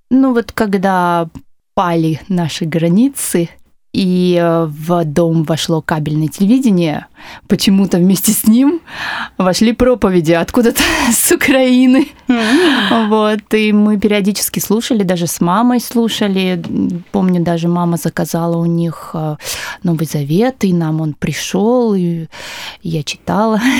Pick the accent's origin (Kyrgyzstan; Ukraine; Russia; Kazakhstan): Kyrgyzstan; Bishkek; born there; А, родилась в городе Фрунзе. Сейчас это Бишкек, Киргизстан.